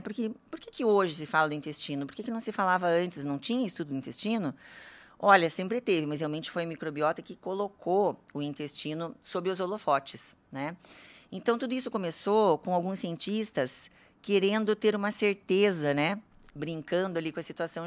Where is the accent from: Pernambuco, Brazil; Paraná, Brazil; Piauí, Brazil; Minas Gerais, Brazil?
Paraná, Brazil; Curitiba; also born or lived in Campo Grande, Mato Grosso do Sul / São Paulo / Germany; eu nasci em Campo Grande, Mato Grosso do Sul. Esse sotaque é porque eu só fiquei lá um ano, vim aqui para Curitiba, já me considero curitibana